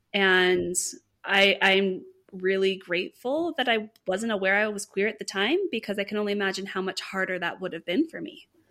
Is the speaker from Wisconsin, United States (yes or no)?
no; California, United States; I am from California